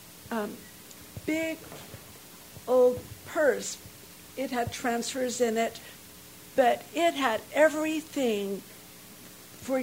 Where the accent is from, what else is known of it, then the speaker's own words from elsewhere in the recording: North Carolina, United States; I grew up in North Carolina